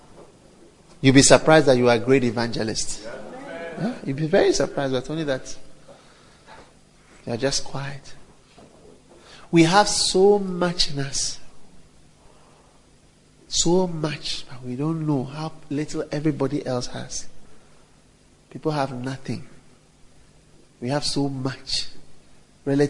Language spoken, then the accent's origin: English; Ghana; I am a Ghanaian from Ghana